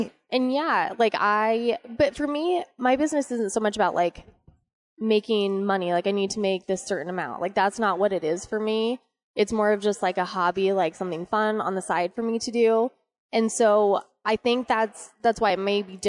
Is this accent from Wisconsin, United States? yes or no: no; Arizona, United States; I was born and raised in Arizona